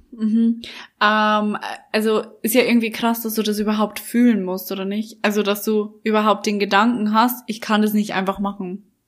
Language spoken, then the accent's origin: German; Bavaria, Germany; accent: Bavarian; now in Berlin, Germany; mit meinem bayerischen Dialekt